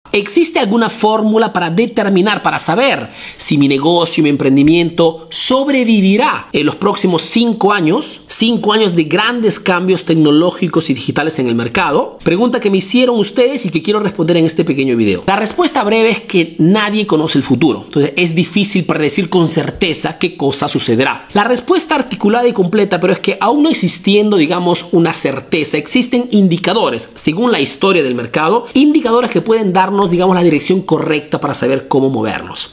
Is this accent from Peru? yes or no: yes; Peru; now in Italy